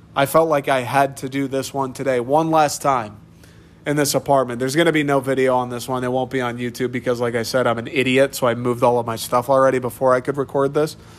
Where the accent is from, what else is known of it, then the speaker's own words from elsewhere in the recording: Troy, Michigan, United States; moved away as an adult; I grew up in Troy. I love Troy